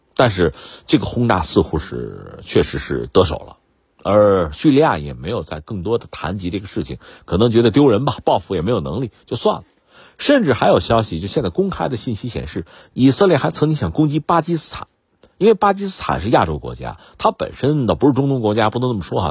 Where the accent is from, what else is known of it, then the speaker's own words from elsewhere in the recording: China; 我们中国人